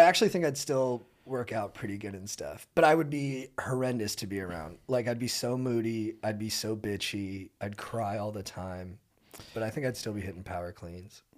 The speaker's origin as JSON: {"language": "English", "region": "Southern California", "country": "United States", "tie": "born or raised there", "said": "I grew up in Southern California"}